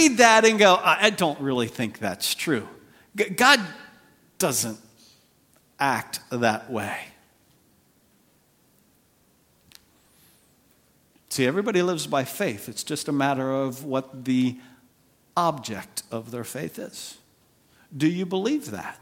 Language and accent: English; United States; as an American